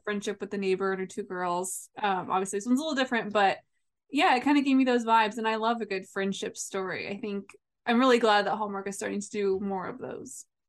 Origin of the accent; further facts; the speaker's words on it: Midwest, United States; I'm from the Midwest